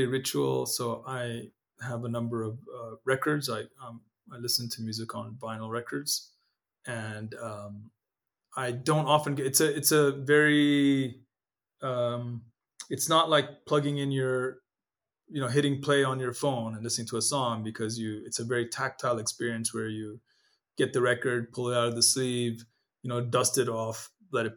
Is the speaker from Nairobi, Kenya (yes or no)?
yes; Nairobi, Kenya; first language Amharic; English is a second language; moved away as an adult; also born or lived in Ethiopia / Eritrea (ancestry) / United States; The house I grew up in Nairobi, Kenya, in an area called Lavington